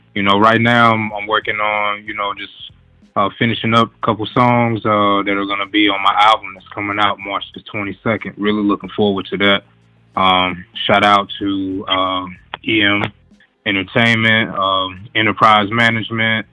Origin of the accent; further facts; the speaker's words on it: Durham, North Carolina, United States; I'm from Durham, North Carolina, the Bull City.